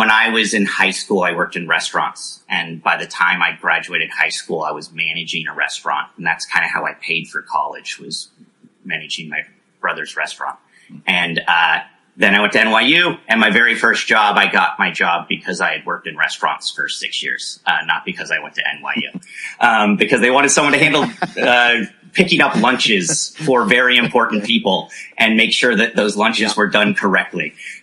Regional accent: Danville, California, United States; I grew up in Northern California in a little suburb called Danville.

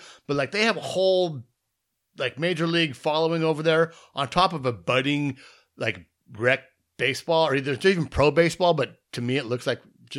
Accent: San Diego, California, United States; I'm born and raised here in San Diego, so I'm a Padre fan.

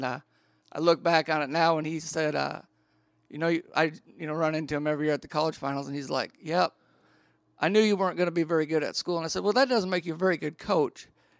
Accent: Wisconsin, United States; I grew up in Wisconsin

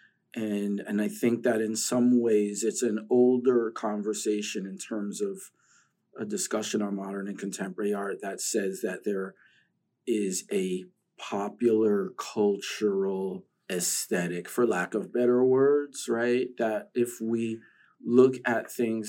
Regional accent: New York, United States; growing up in New York

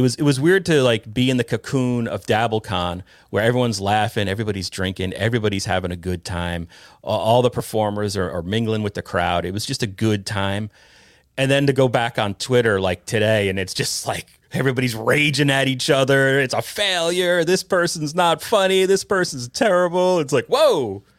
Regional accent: Ireland; I'm Irish, right? So I'm filming in a bar to me is taboo, you know.

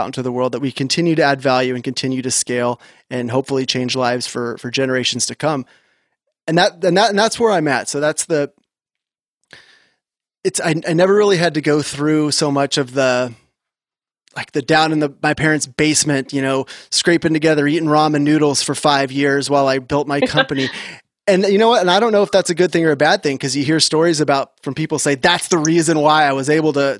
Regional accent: Orange County, California, United States; I grew up in Orange County, California, surfer kid

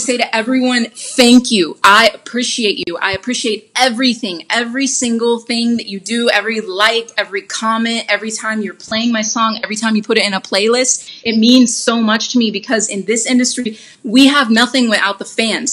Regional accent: Huntsville, Alabama, United States; also born or lived in Birmingham, Alabama; now in Los Angeles, United States; I grew up in Huntsville, Alabama.

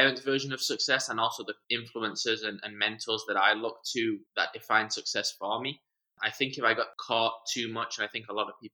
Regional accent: San Diego, California, United States; also born or lived in Manchester, England / Arizona / Portland, Oregon; Grew up a lot of my life in San Diego

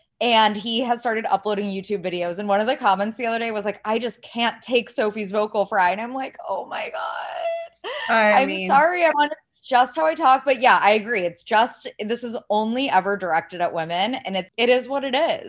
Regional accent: Ohio, United States; I had always been told, like, I sound like I'm from California. I'm from Ohio. This is like just the way I talk.

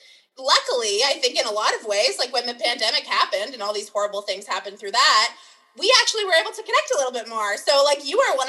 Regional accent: Guelph, Ontario, Canada; growing up in Guelph

